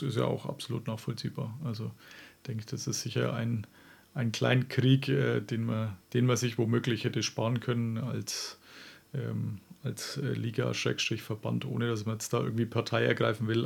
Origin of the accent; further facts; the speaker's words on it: Franconia, Bavaria, Germany; accent: Franconian; moved away; ich bin tatsächlich auch nur so 20 Kilometer von Rothenburg entfernt aufgewachsen